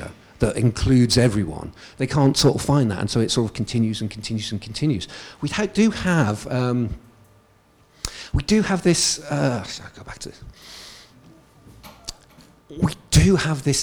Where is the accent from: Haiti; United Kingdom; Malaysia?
United Kingdom; I'm from England and Wales